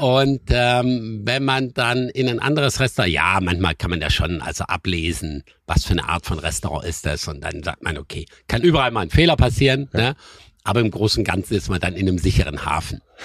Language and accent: German; Schramberg, Baden-Württemberg, Germany; now in Sylt, Germany; ich komme aus dem Schwarzwald und ich war immer ein Kind der Hügel und der Berge